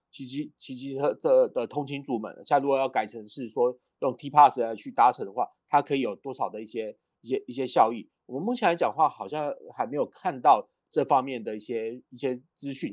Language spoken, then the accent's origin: Chinese; Kaohsiung, Taiwan; 因为我是高雄人嘛